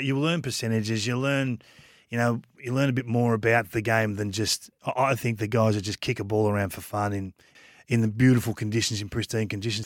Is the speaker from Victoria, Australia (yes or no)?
yes; Kilmore, Victoria, Australia; I'm from Kilmore